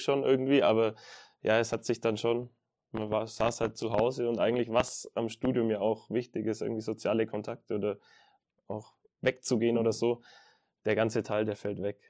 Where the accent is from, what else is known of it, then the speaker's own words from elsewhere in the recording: Nuremberg area, Bavaria, Germany; moved away as an adult; now in Kempten, Germany; ich komme ursprünglich aus der Richtung Nürnberg